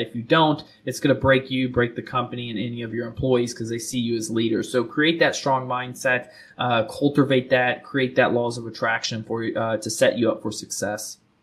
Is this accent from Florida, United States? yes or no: yes; South Florida, United States; now in Charlotte, United States; I'm originally from South Florida